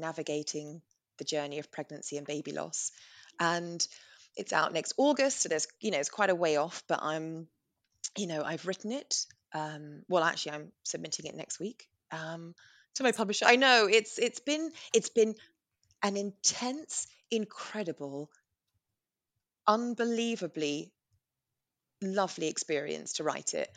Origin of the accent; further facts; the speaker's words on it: England, United Kingdom; We're English